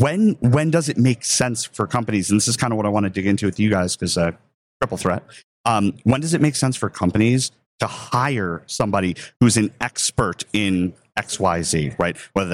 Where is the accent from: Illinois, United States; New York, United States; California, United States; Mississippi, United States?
New York, United States; We're all from New York, so you don't mind talking over others, which is great.